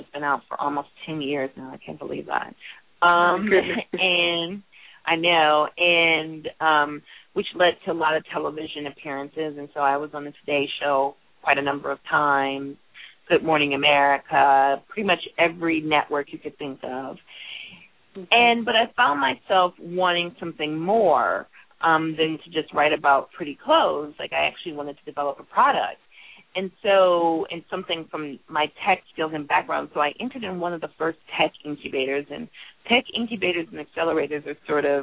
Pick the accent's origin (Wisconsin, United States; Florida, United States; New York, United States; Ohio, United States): Wisconsin, United States; Milwaukee; accent: Midwestern; moved away; also born or lived in Minneapolis, Minnesota / New Jersey; I grew up in Milwaukee, was raised in Minneapolis